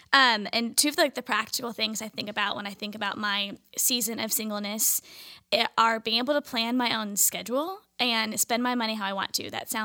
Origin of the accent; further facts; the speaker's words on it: Orange County, California, United States; I'm also from Orange County, California.